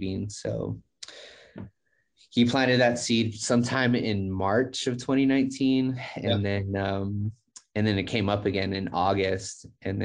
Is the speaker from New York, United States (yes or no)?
no; El Paso, Texas, United States; the club's in Hobbs, New Mexico, but I'm actually from El Paso, Texas.